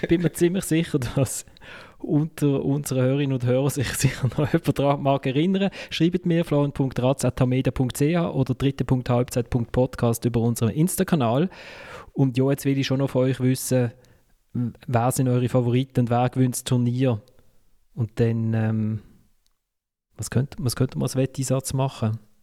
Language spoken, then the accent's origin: German; Basel, Basel-Stadt, Switzerland; als Basler